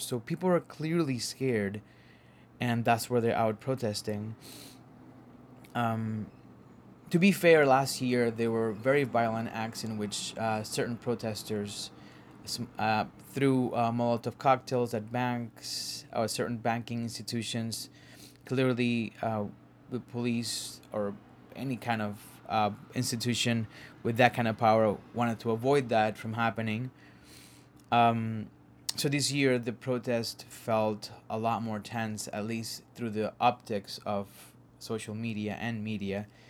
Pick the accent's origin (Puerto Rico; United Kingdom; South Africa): Puerto Rico; Caguas; now in Harlem, New York, United States; a part of Caguas, my hometown called Villa del Rey